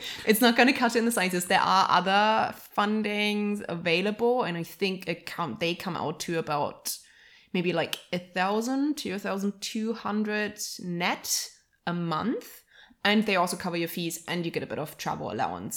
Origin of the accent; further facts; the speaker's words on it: Halle, Saxony-Anhalt, Germany; right now we are recording in our hometown